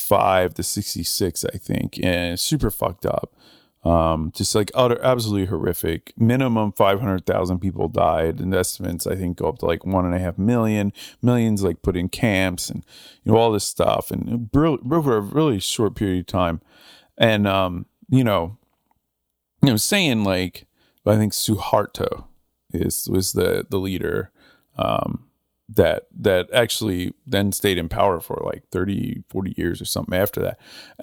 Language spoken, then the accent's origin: English; Northern United States, United States; now in Southern United States; I mean, I'm from the North, you know, I mean, I don't have some like affinity for the Confederacy or whatever. But, you know, I live in the South and I like the South and I've been here a while.